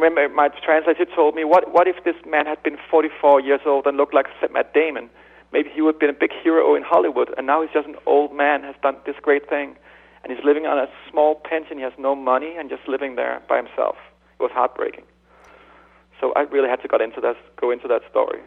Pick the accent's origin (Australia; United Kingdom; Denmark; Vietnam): Denmark; I'm from Denmark.